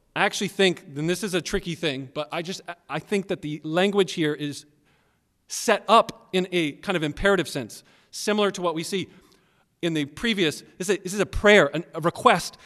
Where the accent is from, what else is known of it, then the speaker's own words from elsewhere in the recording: Maryland, United States; also born or lived in Tennessee; I'm born and raised mostly in, in Maryland, but I was born in Tennessee.